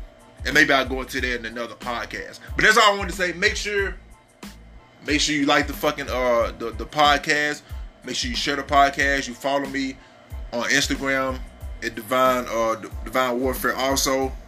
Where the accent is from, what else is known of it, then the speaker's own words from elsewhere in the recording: Miami, Florida, United States; I'm from Miami. I live in Miami.